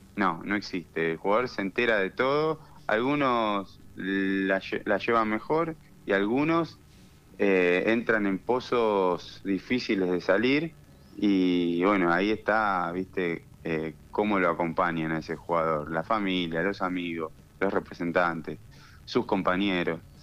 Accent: Argentina; siendo argentino

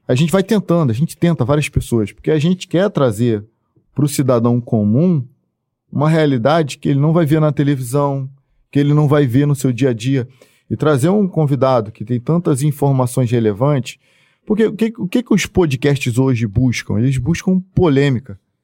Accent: Duque de Caxias, Rio de Janeiro, Brazil; eu não sou desse município, sou do, de, do município de Caxias

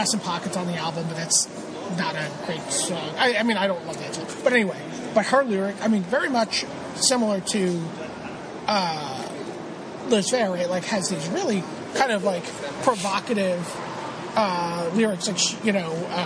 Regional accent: New York City, New York, United States; I grew up in Brooklyn.

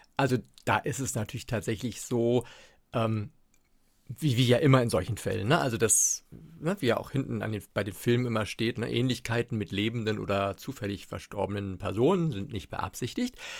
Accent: Hamburg, Germany; moved away as an adult; now in Mecklenburg, Germany; ich bin gebürtiger Hamburger und lebe jetzt seit 13, 14, 14 Jahren, glaube ich, in Mecklenburg.

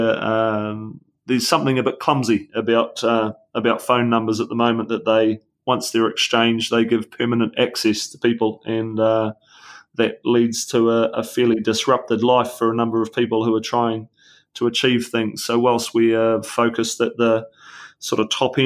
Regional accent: New Zealand; as a New Zealander

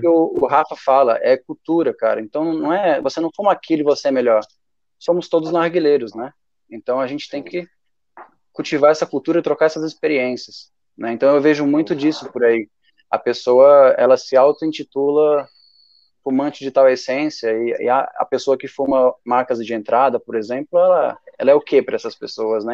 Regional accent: Brasília, Federal District, Brazil; eu sou de Brasília mesmo

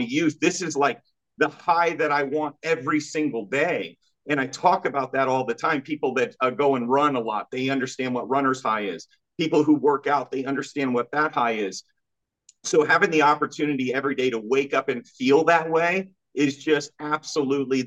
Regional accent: Kansas, United States; I'm from Kansas, small state, small town.

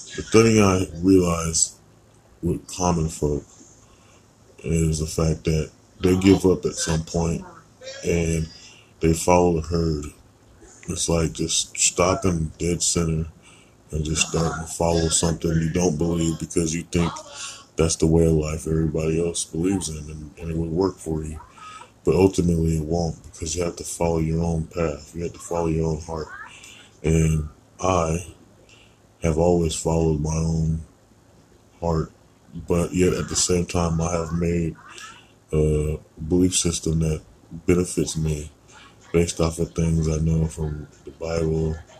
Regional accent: United States; being born American in a crazy place

